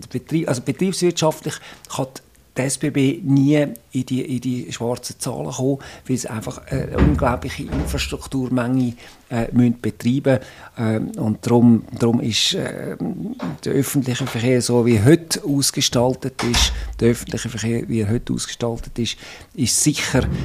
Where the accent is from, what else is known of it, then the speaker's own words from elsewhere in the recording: Zurich, Switzerland; Ich bin im Zürichsee aufgewachsen, nach Zürich